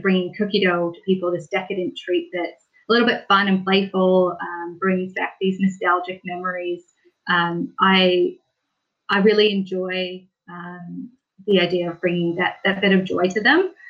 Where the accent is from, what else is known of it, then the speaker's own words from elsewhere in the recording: Victoria, British Columbia, Canada; moved away as an adult; now in New Zealand; I'm from Victoria, which is on the west coast of British Columbia